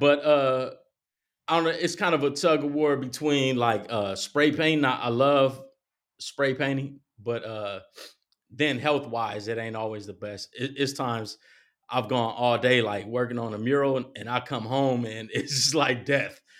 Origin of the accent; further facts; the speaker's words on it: Compton, California, United States; I was born in Compton, and my first part of my life was, uh, in Compton